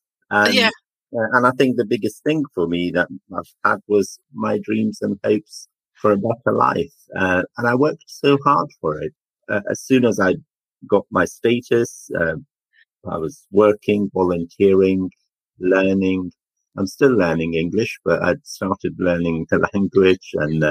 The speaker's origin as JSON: {"language": "English", "country": "Afghanistan", "tie": "born or raised there", "also_born_or_lived": "Jalalabad, Afghanistan / Coventry, United Kingdom", "moved": "yes", "lives_now": "United Kingdom", "said": "I was born in Afghanistan and lived a happy life with my family as a young boy"}